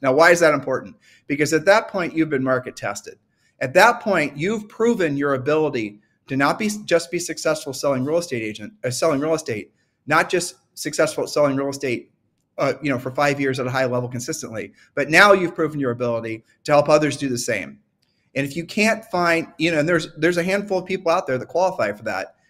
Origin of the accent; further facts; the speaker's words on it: Ohio, United States; I'm from Ohio